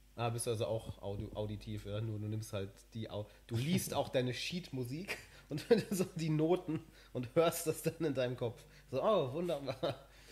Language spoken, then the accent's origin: German; Germany; moved away; ich sehe mich vollkommen als Deutscher